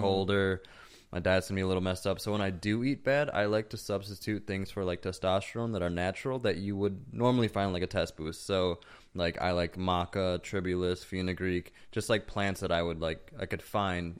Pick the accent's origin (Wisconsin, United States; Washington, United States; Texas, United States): Wisconsin, United States; growing up in Wisconsin